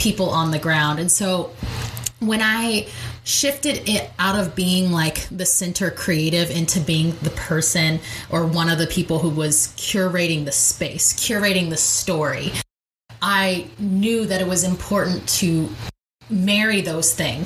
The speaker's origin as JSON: {"language": "English", "region": "North Carolina", "country": "United States", "tie": "born or raised there", "also_born_or_lived": "Long Beach, California", "moved": "as an adult", "lives_now": "San Francisco Bay Area, United States", "said": "I was born in Long Beach, California, but I moved to North Carolina when I was still in elementary school."}